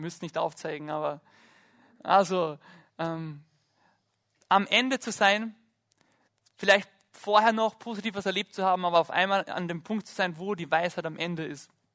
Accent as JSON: {"language": "German", "area": "Lake Hallstatt", "region": "Upper Austria", "country": "Austria", "tie": "born or raised there", "said": "ich bin am Hallstattsee aufgewachsen"}